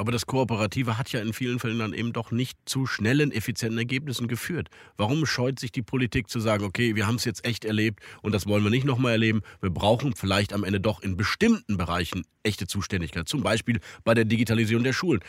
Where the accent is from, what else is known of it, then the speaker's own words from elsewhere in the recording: Rhineland, Germany; bei uns im Rheinland